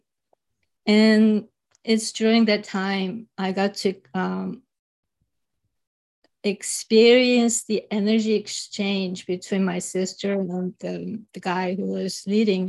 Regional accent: South Korea; English is a second language; moved away; growing up in Korea, I remember singing this gospel

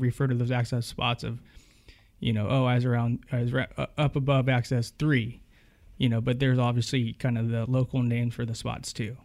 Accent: Winters, California, United States; I grew up in a little town called Winters, California

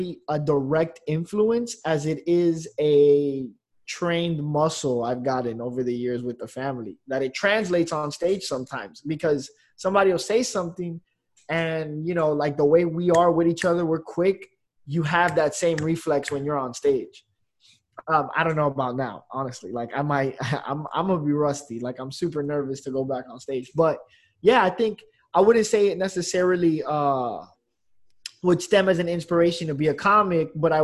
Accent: Miami, Florida, United States; I'm from Miami. 26.

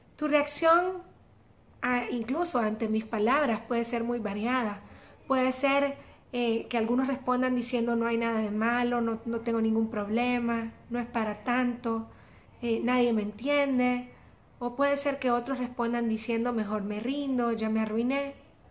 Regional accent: El Salvador; como decimos aquí en mi país, El Salvador

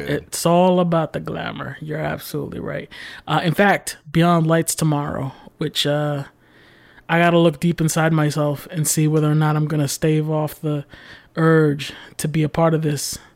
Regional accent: New York City, New York, United States; It's in my blood as a New Yorker born in the Bronx to put these Tims on my feet.

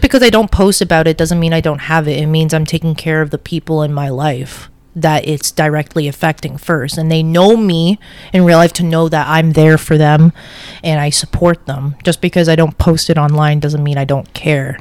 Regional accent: Toronto, Ontario, Canada; also born or lived in Tel Aviv, Israel; I ended up in Canada in Scarborough

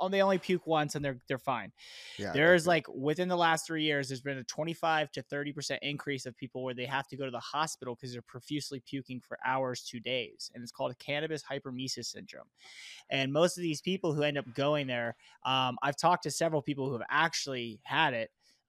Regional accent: Florida, United States; Because like it, you know, Caribbean is a lot like Florida. I came from Florida.

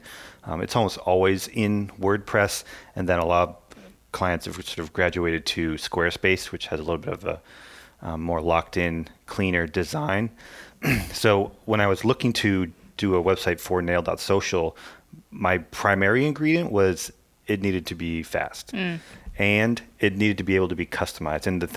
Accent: Lafayette, Louisiana, United States; Yeah, Lafayette, Louisiana

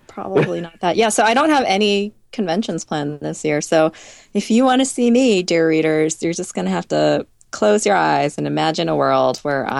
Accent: Boston, Massachusetts, United States; I hope that I can do Boston Comic Con, my hometown show

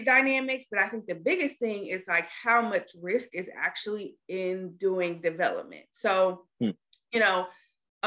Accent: Dallas, Texas, United States; I'm from Dallas, Texas

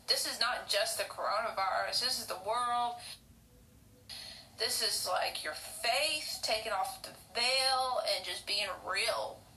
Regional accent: Oklahoma, United States; accent: hick; I'm from Oklahoma. I bet you can tell with the hick accent that I have.

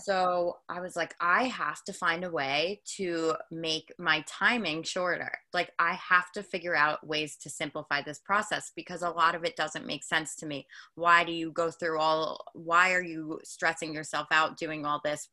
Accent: Long Island, New York, United States; I am from Long Island, New York, and I'm a hairstylist out here

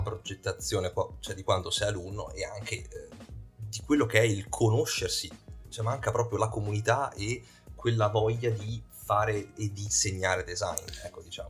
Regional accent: Verona, Veneto, Italy; io e Lucio che siamo di Verona

